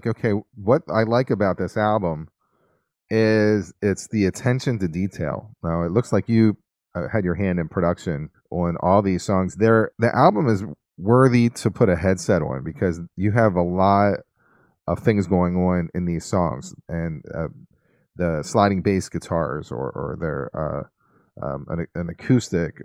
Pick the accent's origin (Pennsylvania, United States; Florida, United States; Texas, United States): Pennsylvania, United States; Philadelphia; I was raised in the Philly market